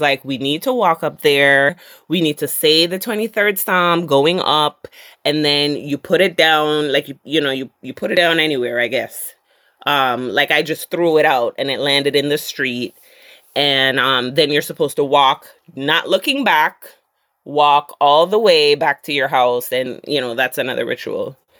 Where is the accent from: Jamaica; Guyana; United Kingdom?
Jamaica; I'm Jamaican